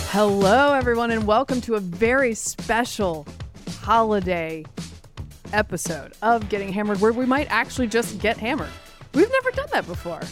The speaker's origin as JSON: {"language": "English", "country": "United States", "said": "I'm an American"}